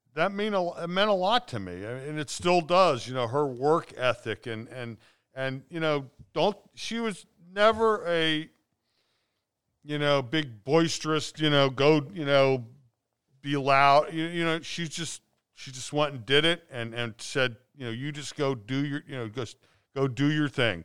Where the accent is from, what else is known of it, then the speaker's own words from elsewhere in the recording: Cincinnati, Ohio, United States; I grew up in North Avondale.